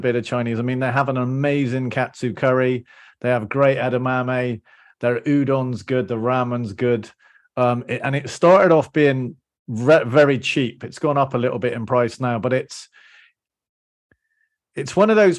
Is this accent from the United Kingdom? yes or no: yes; Bristol, South West England, United Kingdom; moved away; That's my hometown. Okay, so I spent 20 years, I was born in Bristol.